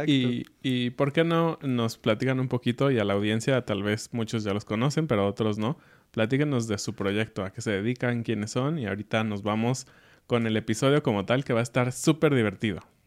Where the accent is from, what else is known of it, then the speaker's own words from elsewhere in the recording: Mexico City, Mexico; now in Querétaro, Mexico; Somos de corazón de Ciudad de México, pero ahora vivimos en Querétaro